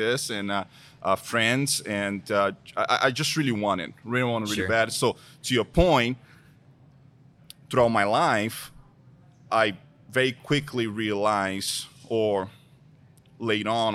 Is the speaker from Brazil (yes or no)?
yes; Brazil; first language Portuguese; English is a second language; moved away as an adult; now in United States; born and raised in Brazil. First language, Portuguese, come to the United States without knowing English.